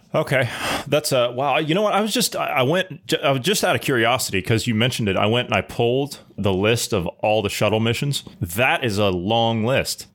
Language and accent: English; United States; I'm an American